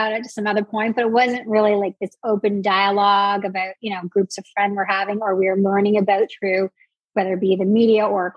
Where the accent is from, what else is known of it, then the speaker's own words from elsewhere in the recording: New Brunswick, Canada; I grew up in the Maritimes in New Brunswick in Canada. I'm Canadian